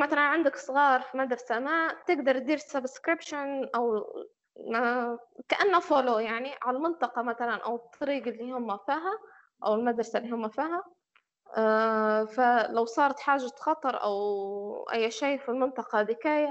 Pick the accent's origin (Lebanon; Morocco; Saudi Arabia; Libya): Libya; احنا فريق ليبي وخدمنا في ليبيا